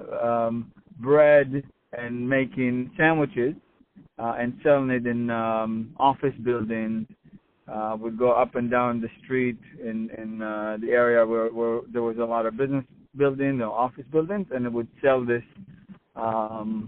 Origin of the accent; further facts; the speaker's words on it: Israel; I grew up in Israel